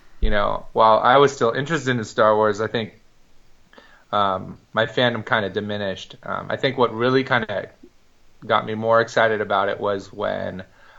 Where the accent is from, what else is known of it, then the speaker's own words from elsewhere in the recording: Marin County, California, United States; I was born in Lucas Valley, California. I'm born and raised in Marin County. And so I live, my family home is still maybe a 15-minute drive from Skywalker Ranch.